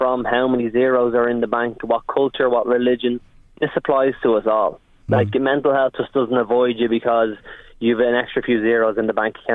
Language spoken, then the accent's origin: English; Ireland; also born or lived in United States; as Irish people